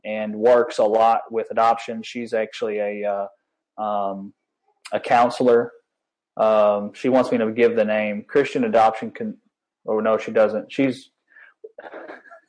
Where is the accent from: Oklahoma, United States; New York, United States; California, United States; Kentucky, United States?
Kentucky, United States; Owensboro; moved away as an adult; now in Baton Rouge, United States; my hometown of Owensboro, Kentucky